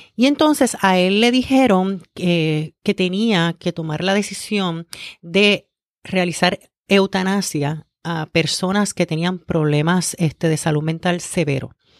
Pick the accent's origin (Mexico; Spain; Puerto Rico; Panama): Puerto Rico; Humacao; also born or lived in Río Piedras; vengo de Humacao, estudié en la Ana Roque de, de, Humacao